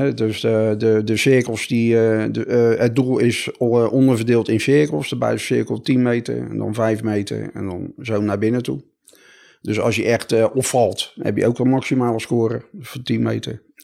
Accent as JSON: {"language": "Dutch", "town": "Rotterdam", "region": "South Holland", "country": "Netherlands", "said": "ik kom uit Rotterdam"}